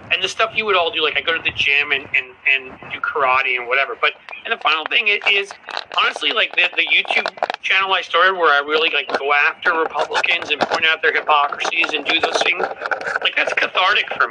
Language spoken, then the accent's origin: English; New York, United States; moved away; I grew up in New York